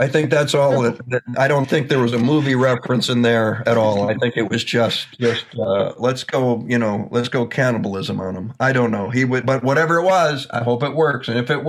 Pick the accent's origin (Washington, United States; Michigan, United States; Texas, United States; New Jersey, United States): Michigan, United States; I grew up in Michigan. I am working class.